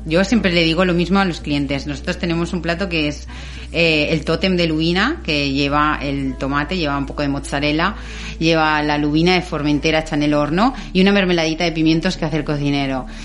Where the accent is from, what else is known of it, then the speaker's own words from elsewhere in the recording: Valencian Community, Spain; como valenciana que soy